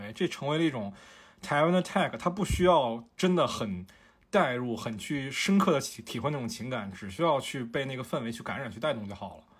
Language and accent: Chinese; Fujian, China; also born or lived in northern China; 我说我是福建人，但是我是出生在北方嘛，然后是四岁来到福建的。而且我是一直待在城市里